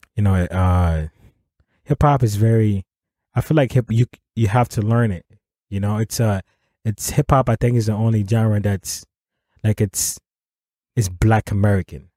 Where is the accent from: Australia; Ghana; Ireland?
Ghana; first language Akan; English is a second language; moved away; back home we speak English is our as a, um, our official language